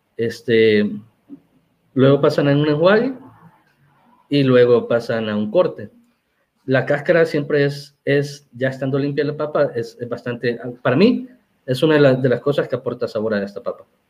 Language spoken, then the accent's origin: Spanish; El Salvador; somos salvadoreños